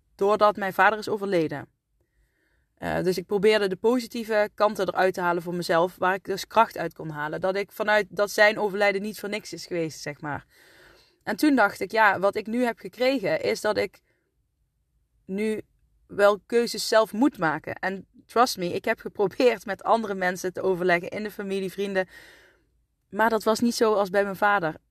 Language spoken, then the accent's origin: Dutch; Asten, North Brabant, Netherlands; also born or lived in Deurne; ik ben geboren in uh, Deurne, waar ik nu woon. En ik ben opgegroeid in Asten